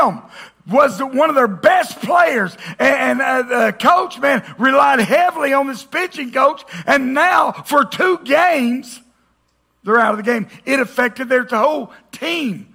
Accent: the South, United States; we grew up in the South. Man, I'm American by birth, Southern by the grace of God

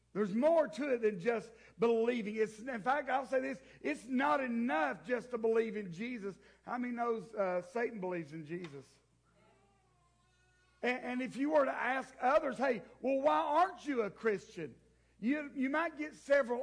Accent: the South, United States; I grew up in the South. I am one of those. I am proud to be Southern.

